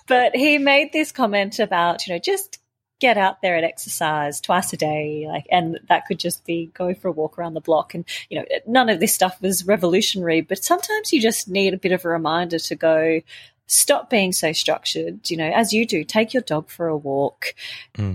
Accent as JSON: {"language": "English", "town": "Melbourne", "region": "Victoria", "country": "Australia", "tie": "born or raised there", "said": "Melbourne because it's my hometown. I grew up running around those streets"}